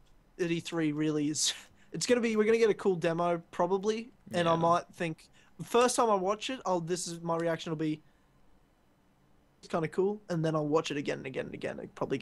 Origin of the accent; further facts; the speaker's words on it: Ballarat, Victoria, Australia; now in Brisbane, Australia; before I even lived in Brisbane, I was from Ballarat, which is in Victoria near Melbourne.